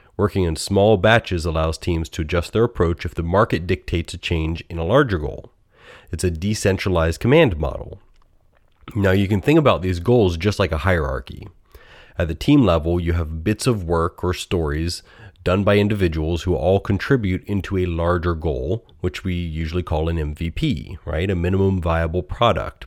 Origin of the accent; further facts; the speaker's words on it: United States; accent: American; my most American accent